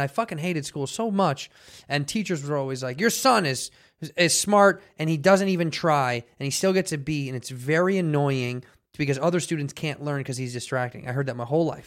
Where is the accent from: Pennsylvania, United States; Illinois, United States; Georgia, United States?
Illinois, United States; Chicago; moved away as an adult; also born or lived in Arizona; now in Los Angeles, United States; Growing up in Chicago